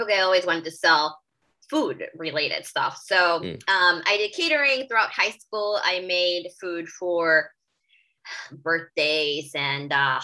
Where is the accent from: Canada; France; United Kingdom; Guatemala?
Guatemala; moved away as an adult; now in Philadelphia, United States; I'm originally from Guatemala